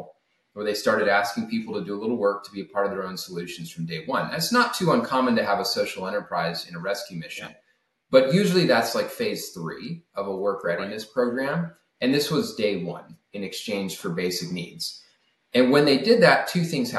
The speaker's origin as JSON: {"language": "English", "region": "Alabama", "country": "United States", "tie": "born or raised there", "also_born_or_lived": "Germany", "moved": "as an adult", "said": "I grew up originally in Alabama"}